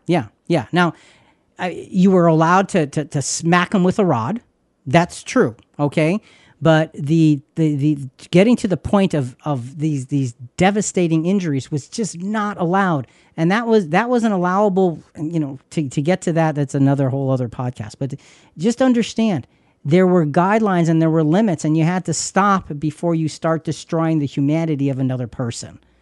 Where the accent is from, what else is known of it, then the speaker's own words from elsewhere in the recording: United States; we're from the United States of America